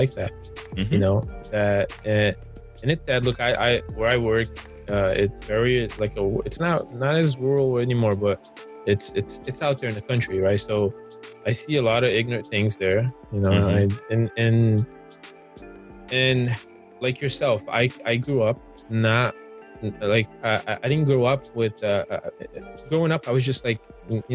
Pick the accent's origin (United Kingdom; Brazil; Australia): Brazil; also born or lived in Orlando, Florida; now in Georgia, United States; growing up in Brazil